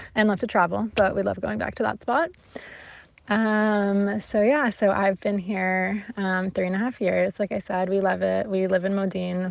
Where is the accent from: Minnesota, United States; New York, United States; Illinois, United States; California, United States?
California, United States; moved away as an adult; now in Modiin, Israel; I am from California